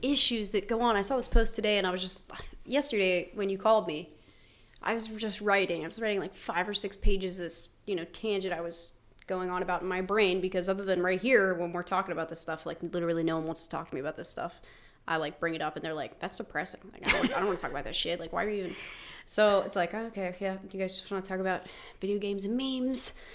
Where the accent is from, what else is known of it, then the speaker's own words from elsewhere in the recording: West Virginia, United States; I never thought I had an accent being from West Virginia